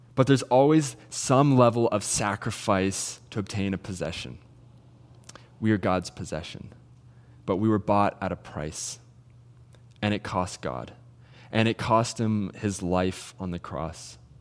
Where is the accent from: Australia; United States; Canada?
Canada; Salmon Arm, British Columbia; I'm originally from Salmon Arm